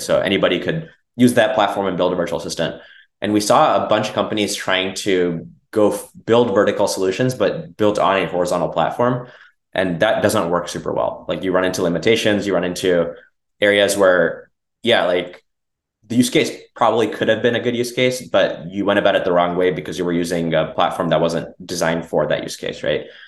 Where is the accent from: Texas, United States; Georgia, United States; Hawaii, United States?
Texas, United States; Dallas; also born or lived in Bangalore, India; I grew up in Texas